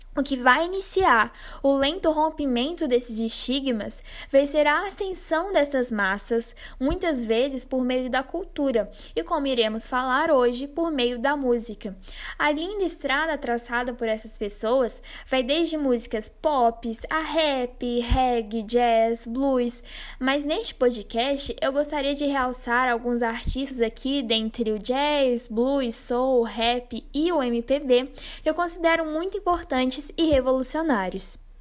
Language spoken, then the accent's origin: Portuguese; Brazil; nós somos brasileiros